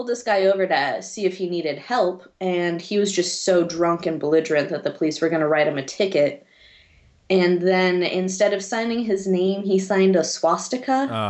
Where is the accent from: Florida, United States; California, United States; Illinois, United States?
California, United States; now in Germany; I have dual citizenship. My mom's originally from Germany. My dad's from California. I was born in California. And then I moved over here for school.